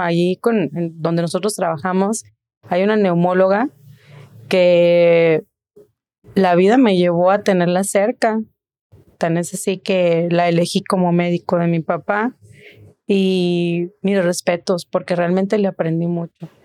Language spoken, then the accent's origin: Spanish; Tijuana, Baja California, Mexico; Soy orgullosamente originaria de Tijuana